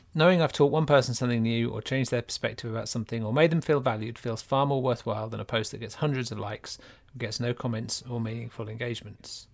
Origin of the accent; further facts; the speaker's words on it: Norfolk, East of England, United Kingdom; moved away; When I grew up in Norfolk